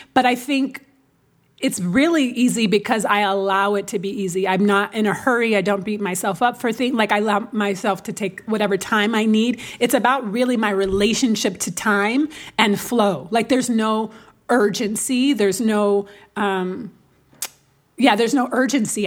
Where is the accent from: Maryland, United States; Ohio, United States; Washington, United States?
Washington, United States; Seattle; Because I'm from Seattle, right? Which is, uh, not a very black city at all. It's, especially now, but it was blacker when I grew up.